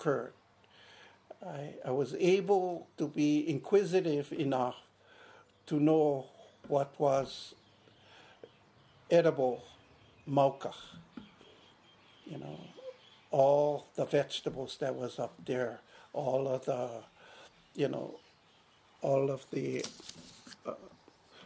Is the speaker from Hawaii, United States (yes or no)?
yes; Hakipu'u, Hawaii, United States; moved away as an adult; now in Molokai, United States; I come from Hakipu'u. And it's a very small community